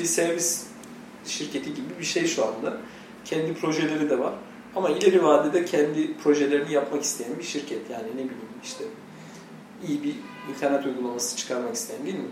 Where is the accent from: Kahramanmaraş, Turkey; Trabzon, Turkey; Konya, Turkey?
Trabzon, Turkey